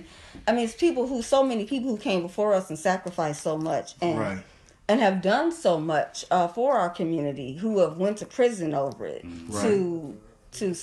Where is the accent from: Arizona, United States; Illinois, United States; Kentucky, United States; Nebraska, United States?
Illinois, United States; Kankakee; when I was growing up, you know, I'm from Kankakee